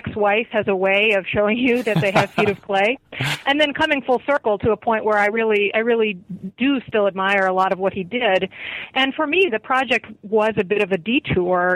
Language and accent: English; the Midwest outside of Chicago, Illinois, United States; I grew up in the Midwest outside of Chicago